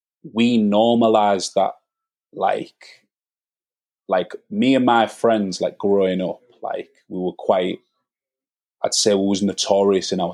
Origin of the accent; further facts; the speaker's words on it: Hull, Yorkshire and the Humber, United Kingdom; I grew up on Norfolk in the 90s